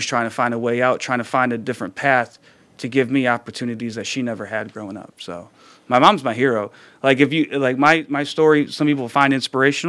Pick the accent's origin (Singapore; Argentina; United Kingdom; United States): United States; Ypsilanti, Michigan; I was born in Ypsilanti